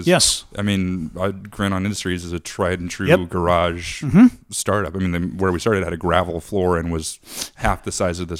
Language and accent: English; Seattle, Washington, United States; moved away as an adult; now in Indiana, United States; I'm from Seattle